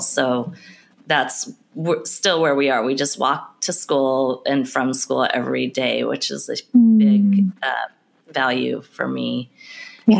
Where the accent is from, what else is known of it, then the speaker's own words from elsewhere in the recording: Portland, United States; I grew up in Portland, I still live in Portland